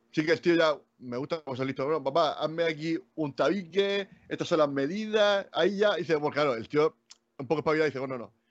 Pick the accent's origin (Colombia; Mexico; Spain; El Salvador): Spain; Region of Murcia; y lo digo yo que yo soy murciano.